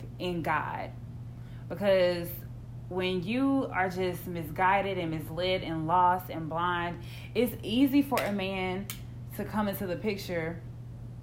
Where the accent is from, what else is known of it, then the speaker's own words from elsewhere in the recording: Houston, Texas, United States; We're from Houston